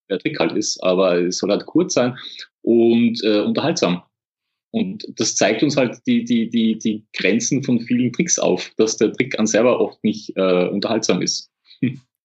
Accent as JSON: {"language": "German", "country": "Austria", "said": "bei uns in Österreich"}